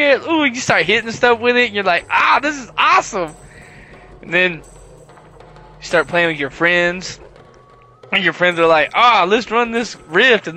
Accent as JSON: {"language": "English", "region": "the South", "country": "United States", "said": "I'm from the South"}